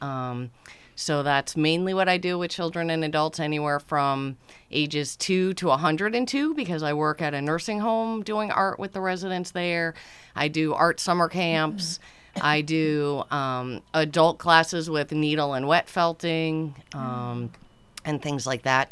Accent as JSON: {"language": "English", "town": "Easton", "region": "Connecticut", "country": "United States", "tie": "born or raised there", "moved": "yes", "lives_now": "West Cape May, United States", "said": "I grew up in Easton, Connecticut, roaming the woods"}